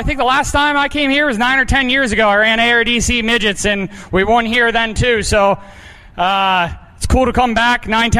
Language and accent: English; Pennsylvania, United States; growing up in Pennsylvania, you have the big half miles and nice and slick tracks.